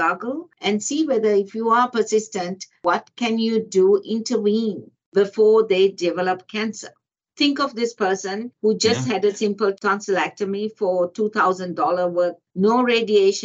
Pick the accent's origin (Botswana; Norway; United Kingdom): Botswana; now in Australia; I grew up in Africa, a country called Botswana